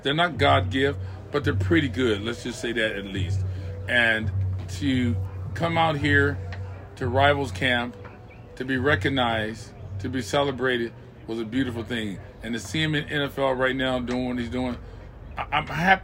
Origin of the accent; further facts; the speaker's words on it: California, United States; I'm from California